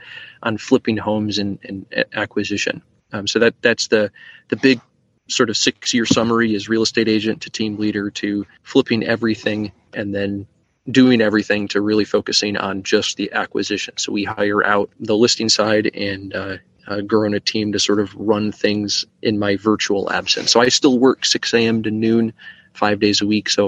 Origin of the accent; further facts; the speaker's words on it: West Michigan, United States; I grew up in West Michigan